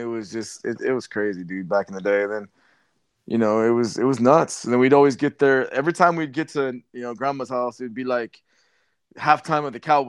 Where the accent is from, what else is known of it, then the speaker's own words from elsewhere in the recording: Canyon Lake, California, United States; I remember growing up in Canyon Lake